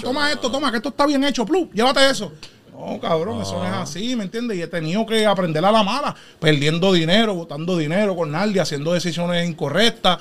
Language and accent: Spanish; Guayama, Puerto Rico; also born or lived in Philadelphia; now in Connecticut, United States; Yo nací aquí en Filadelfia, pero este, de pequeño mami se mudó para allá, para Puerto Rico, y nos fuimos para Guayama, para allá a vivir.